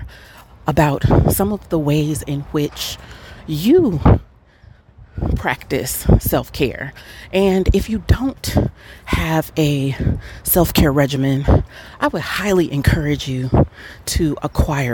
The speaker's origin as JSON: {"language": "English", "town": "Atlanta", "region": "Georgia", "country": "United States", "said": "I'm from Atlanta"}